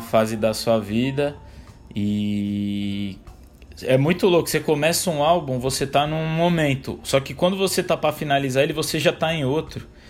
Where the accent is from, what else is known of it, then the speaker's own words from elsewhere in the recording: São Paulo, Brazil; sou um rapaz aqui de São Paulo capital, 30 anos de idade